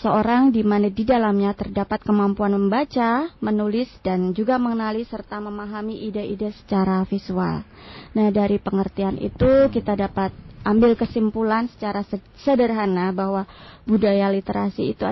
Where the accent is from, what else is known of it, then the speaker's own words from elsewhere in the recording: Yogyakarta, Special Region of Yogyakarta, Indonesia; now in Ambon, Indonesia; Jawa pun Jawa. Jogja Pak.